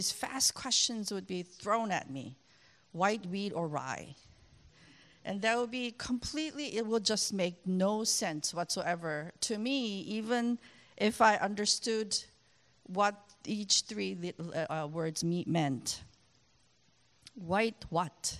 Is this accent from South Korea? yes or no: yes; South Korea; English is a second language; moved away as an adult; now in United States; I grew up in Korea, and I came to the U.S. as an adult to attend graduate school.